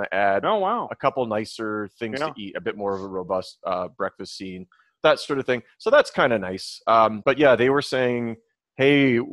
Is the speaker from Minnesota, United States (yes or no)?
yes; Minnesota, United States; moved away; where I grew up in Minnesota, it was so humid and it was hot.